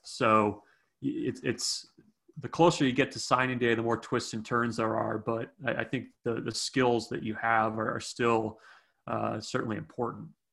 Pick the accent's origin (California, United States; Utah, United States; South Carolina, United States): California, United States; Sacramento; moved away; also born or lived in Nebraska; I was born in Sacramento